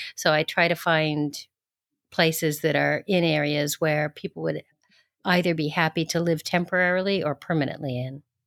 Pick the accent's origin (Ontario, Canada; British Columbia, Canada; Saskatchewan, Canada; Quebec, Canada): Ontario, Canada; Toronto; moved away as an adult; also born or lived in Alberta / Saint Martin; now in France; I grew up in, um, Ontario, so I call Toronto my home, and I basically lived in Canada until, uh, four and a half years before moving to France.